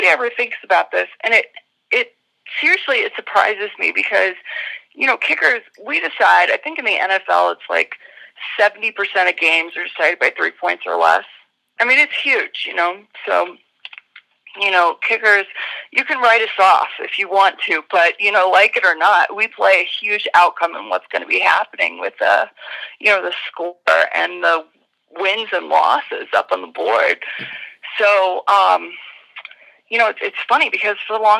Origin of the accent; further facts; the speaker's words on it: Colorado, United States; growing up in Colorado